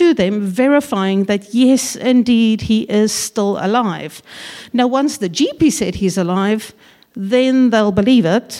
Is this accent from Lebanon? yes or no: no; South Africa; now in New Zealand; We are originally from South Africa and have been in New Zealand for, oh gosh, going on 16 years now